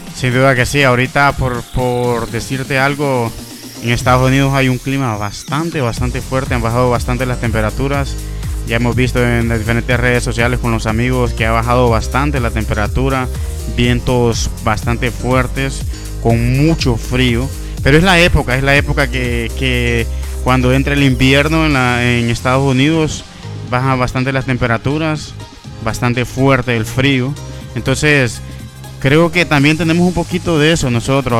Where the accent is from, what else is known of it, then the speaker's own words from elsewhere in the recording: Honduras; como hondureños